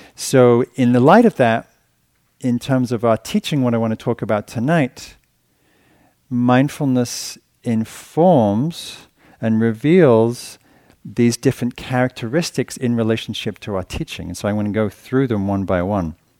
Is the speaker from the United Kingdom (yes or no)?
yes; England, United Kingdom; moved away; being English